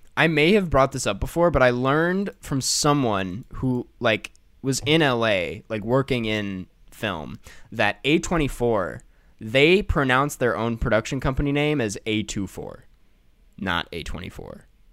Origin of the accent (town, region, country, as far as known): Midwest, United States